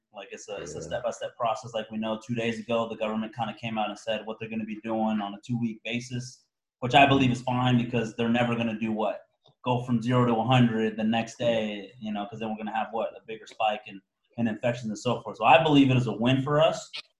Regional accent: United States; moved away; I come from the States, right?

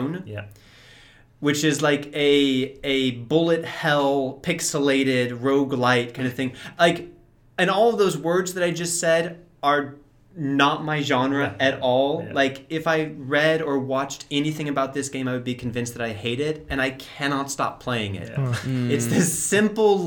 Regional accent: California, United States; now in Prague, Czech Republic; I'm from California and I'm living in Prague now

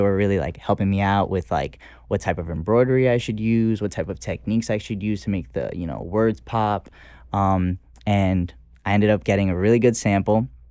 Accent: New York City, New York, United States; I'm also from the Bronx

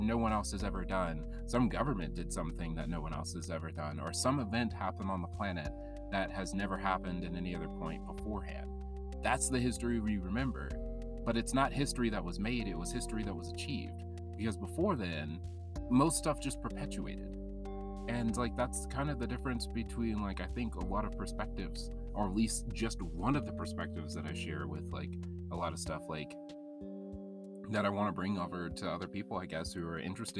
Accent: South Alabama, United States; born or raised there; also born or lived in California / Barbados (family)

